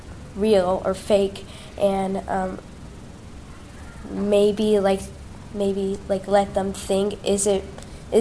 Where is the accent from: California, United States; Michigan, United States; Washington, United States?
Michigan, United States; Livonia; I'm 10 years old, and I'm from Livonia, Michigan.